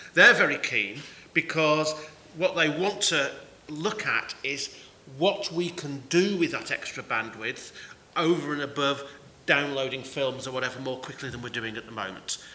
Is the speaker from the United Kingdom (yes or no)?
yes; Manchester, North West England, United Kingdom; now in Cornwall, United Kingdom; I come from Manchester originally